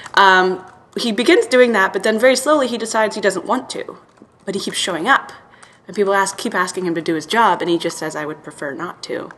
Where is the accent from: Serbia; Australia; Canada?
Serbia; Belgrade; moved away; I'm from Serbia, so I saw, would would have seen that in Belgrade, and there's this like um, beautiful old picture house now is closed in our neighborhood there